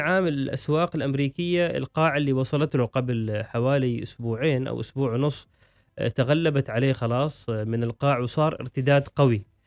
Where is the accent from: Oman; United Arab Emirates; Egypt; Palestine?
Oman; عندنا في عمان